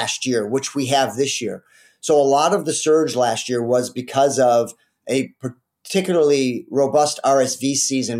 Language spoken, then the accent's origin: English; Detroit, Michigan, United States; also born or lived in Alaska; I ended up coming back to Detroit, where I grew up in the Detroit area